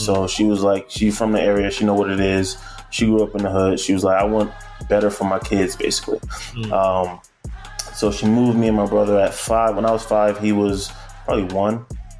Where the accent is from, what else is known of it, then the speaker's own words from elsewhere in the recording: Newark, New Jersey, United States; also born or lived in Irvington, New Jersey / Maplewood, New Jersey; I was born in Newark, raised in Irvington and also Maplewood area within the first 5 years of my life. Wow. Always been to church my entire life. My mom, I come from a family basically of churchgoers.